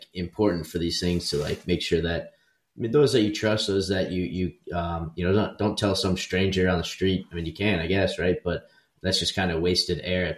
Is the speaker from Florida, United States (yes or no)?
yes; Florida, United States; I'm from Florida